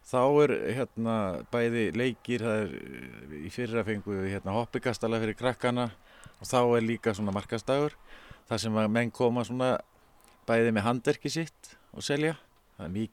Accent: Reykjavík, Capital Region, Iceland; ég er úr Reykjavík og hérna fættur þar upp alveg og býð þar sko.

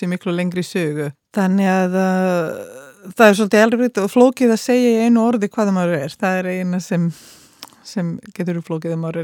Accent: Croatia; Icelandic is a second language; moved away; ég kem frá uh, landi sem er ekki lengur til, sem héti Jugoslavia eins og land Suður Slava Eh, er eh, fæður uppalinn í eh, Kroatíu Kroatjumein en hef verið alltaf með annan fótinn líka í Belgrad í Serbíu

